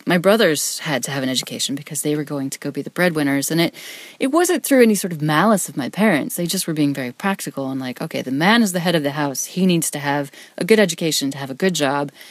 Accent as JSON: {"language": "English", "region": "Wyoming", "country": "United States", "said": "I'm from Wyoming, which is a state, number one, most people have never heard of."}